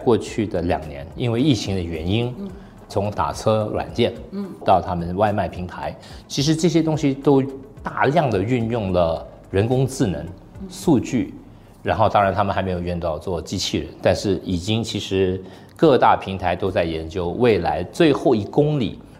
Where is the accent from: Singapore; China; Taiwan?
Singapore; 作为新加坡人，我们都很有优越感，但我希望我们的优越感要比较务实。